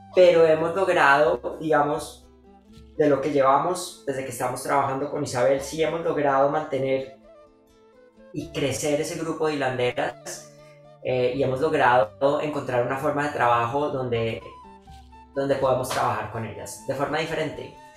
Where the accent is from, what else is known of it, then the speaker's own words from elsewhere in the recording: Bogotá, Colombia; los que somos de Bogotá y vivimos en Tierra Fría